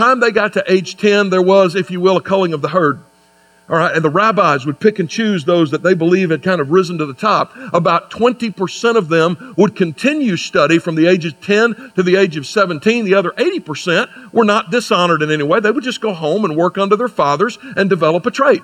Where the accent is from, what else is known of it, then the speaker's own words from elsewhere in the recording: United States; I have students at Anderson University where I teach in my home state